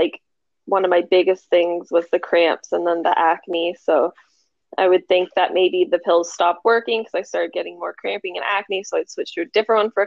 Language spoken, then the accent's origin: English; Barrie, Ontario, Canada; moved away as an adult; now in Okanagan, Canada; I was born and raised in Barrie, Ontario. I moved out to the Okanagan with my parents about almost 5 years ago now.